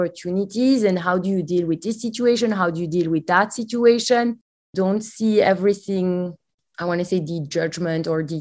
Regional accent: Belgium; English is a second language; now in United States; Yes, you can hear it from my accent. I'm not from the US. I'm actually from Belgium.

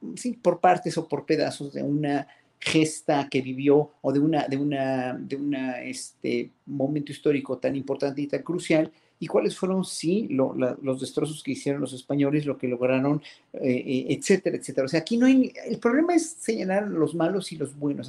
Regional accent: Mexico; como pueblo mexicano

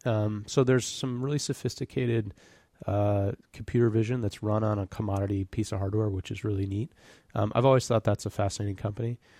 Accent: Birmingham, Michigan, United States; moved away as an adult; also born or lived in Royal Oak, Michigan / Detroit, Michigan; now in California, United States; I grew up, I was born in Royal Oak, Michigan. uh, and was raised in Birmingham

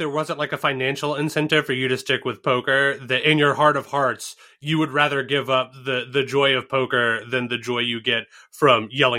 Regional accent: Kansas City, United States; moved away; also born or lived in Massachusetts; I'm from Kansas City.

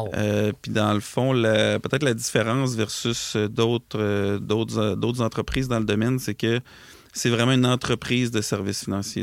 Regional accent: Lac-Etchemin, Quebec, Canada; on a un bureau dans Chaudière-Appalaches. Euh, qui est à la quête chemin en fait qui est un, c'est là d'où je viens en fait moi et mon frère

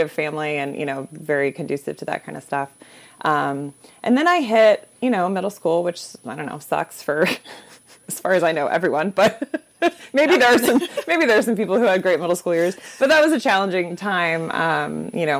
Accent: Orlando, Florida, United States; moved away; also born or lived in Chicago; I grew up in Orlando, Florida.

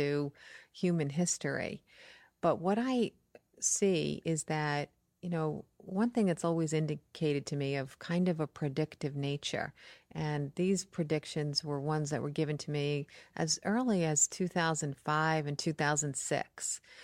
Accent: New York, United States; I'm from New York

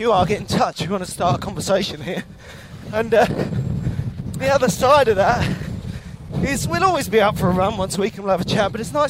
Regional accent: United Kingdom; Yeah, so I was saying to the audience, as British people, I think the only more irritating thing than bad weather is the fact that it's now always got a name.

